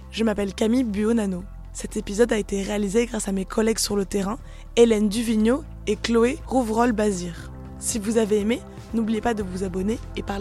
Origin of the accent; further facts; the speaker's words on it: Grand Est, France; ça fait que trois ans que je suis dans la région, je viens de la Marne. C'est vrai qu'un euh, petit village, les activités, c'est beaucoup moins de possibilités en fait.